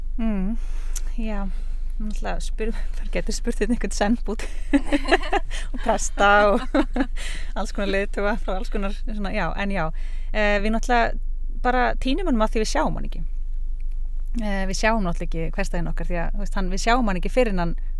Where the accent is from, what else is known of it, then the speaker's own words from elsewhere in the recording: Suðureyri, Westfjords, Iceland; also born or lived in Reykjavík; now in Ísafjörður, Iceland; er frá söðureyri, ólst upp þar